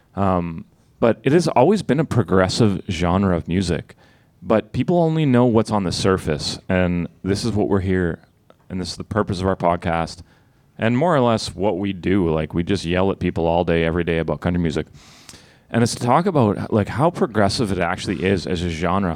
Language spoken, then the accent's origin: English; Sudbury, Ontario, Canada; I'm from Sudbury. I'm from Northern Ontario.